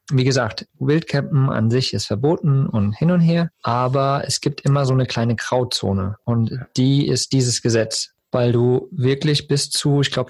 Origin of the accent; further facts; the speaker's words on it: Eifel, Germany; bei uns in der Eifel ist das so